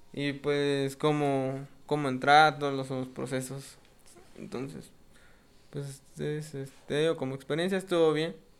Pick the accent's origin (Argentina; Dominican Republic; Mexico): Mexico; como mexicanos